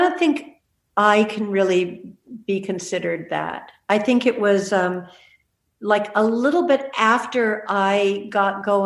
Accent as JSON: {"language": "English", "town": "Malibu", "region": "California", "country": "United States", "tie": "born or raised there", "moved": "yes", "said": "I grew up in Malibu. Those are my hills."}